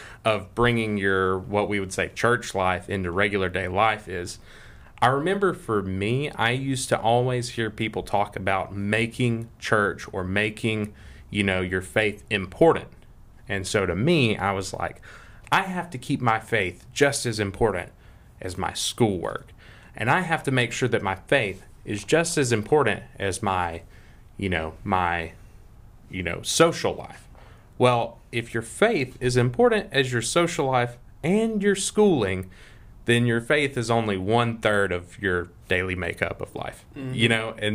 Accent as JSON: {"language": "English", "town": "Greenville", "region": "Alabama", "country": "United States", "tie": "born or raised there", "also_born_or_lived": "Montgomery, Alabama", "said": "And I was raised in outside of Greenville and lived on a farm from the time I was like, gosh, I don't know, 2 until 15 or 16"}